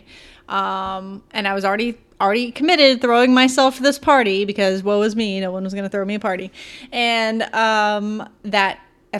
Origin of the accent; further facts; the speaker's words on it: the South, United States; I grew up in the South